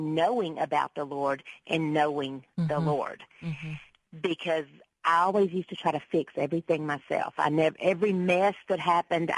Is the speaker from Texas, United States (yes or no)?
yes; Texas, United States; most people do describe me as Texas-raised